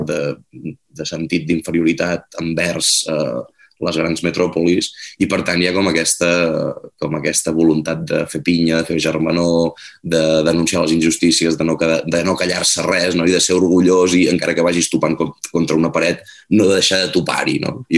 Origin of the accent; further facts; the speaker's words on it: Cornellà de Llobregat, Catalonia, Spain; jo sóc fill de Cornellà de Llobregat, per més que ara estigui ja des de fa molts anys establert en poble